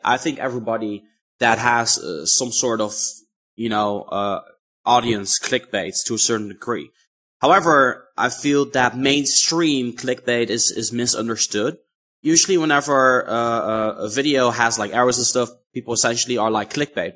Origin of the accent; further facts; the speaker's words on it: Netherlands; I'm from the Netherlands